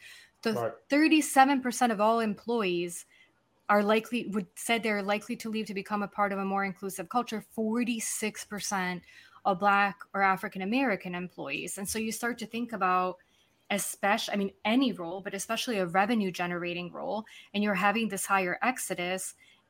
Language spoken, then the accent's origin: English; Serbia; English is a second language; also born or lived in London / United States; now in Buenos Aires, Argentina; I sit in Buenos Aires, Argentina. I'm originally from Serbia. I spend time living in London, a few places in the US.